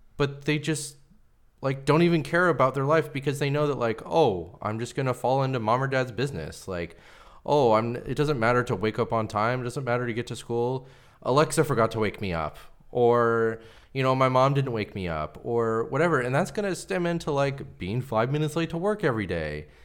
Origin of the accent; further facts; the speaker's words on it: Pacific Northwest, United States; I grew up here in the Pacific Northwest.